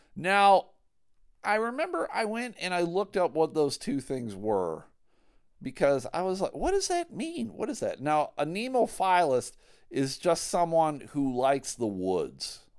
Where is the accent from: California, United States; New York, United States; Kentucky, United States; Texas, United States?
New York, United States; Buffalo; moved away as an adult; now in Grand Rapids, United States; I grew up in Buffalo